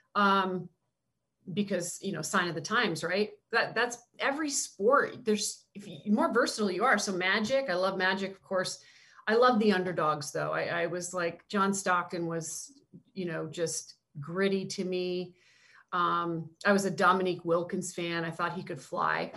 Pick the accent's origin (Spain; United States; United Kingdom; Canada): Canada; moved away; growing up in Canada, I was such a Blue Jays fan